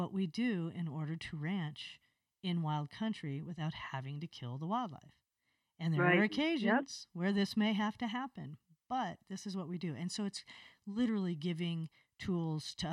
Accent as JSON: {"language": "English", "region": "Wyoming", "country": "United States", "tie": "born or raised there", "said": "I was born and raised in Wyoming"}